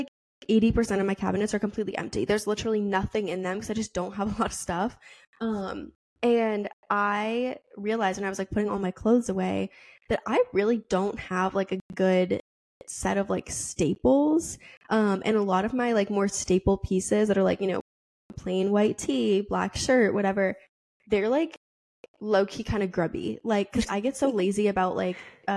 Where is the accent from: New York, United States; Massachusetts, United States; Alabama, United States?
Massachusetts, United States; Boston; I'm from Boston